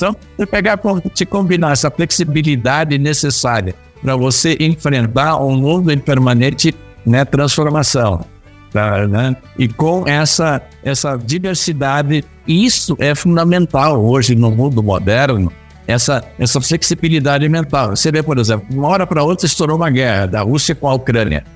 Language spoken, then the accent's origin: Portuguese; Brazil; eu sou o único brasileiro na nossa posição